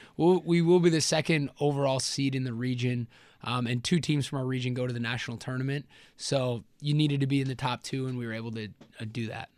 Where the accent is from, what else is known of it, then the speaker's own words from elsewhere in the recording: Elkhart Lake, Wisconsin, United States; I'm from Elkhart Lake, Wisconsin